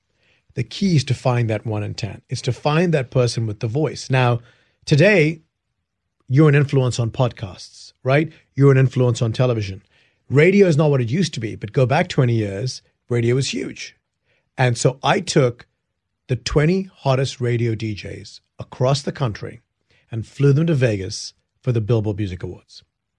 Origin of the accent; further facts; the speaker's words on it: England, United Kingdom; now in United States; I came from England, where hip-hop was not as big back in the day.